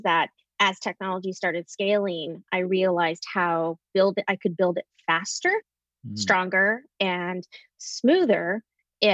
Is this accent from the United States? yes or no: yes; Anchorage, Alaska, United States; also born or lived in Minneapolis, Minnesota; now in Illinois, United States; being born and raised in Anchorage, Alaska